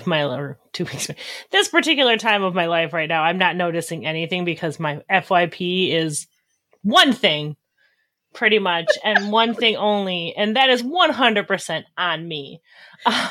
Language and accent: English; Wisconsin, United States; I'm from Wisconsin